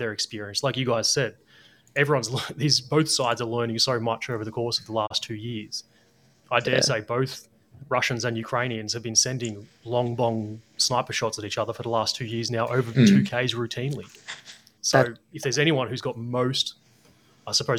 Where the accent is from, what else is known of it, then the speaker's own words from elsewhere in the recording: Australia; me as an Australian